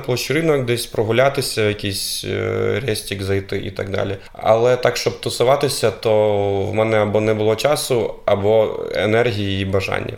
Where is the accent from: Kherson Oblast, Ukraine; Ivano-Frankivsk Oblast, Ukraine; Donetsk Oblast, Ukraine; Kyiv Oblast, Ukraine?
Kyiv Oblast, Ukraine; Brovary; moved away as an adult; now in Lviv, Ukraine; Я був депутатом міської ради міста Бровари, це моє рідне місто.